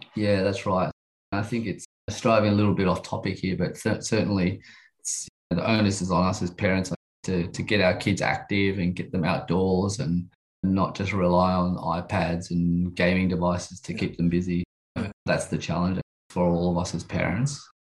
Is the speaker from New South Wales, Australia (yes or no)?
yes; Sydney, New South Wales, Australia; I grew up in Sydney in the western suburbs